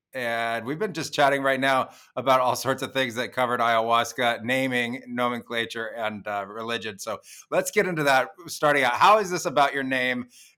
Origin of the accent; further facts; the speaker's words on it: Los Gatos, California, United States; I grew up in Los Gatos